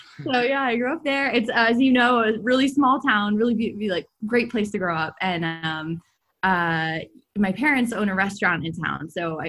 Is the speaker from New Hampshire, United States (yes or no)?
yes; Hanover, New Hampshire, United States; Yeah, so I grew up in New Hampshire, actually in the college town, Hanover, New Hampshire, where Dartmouth is.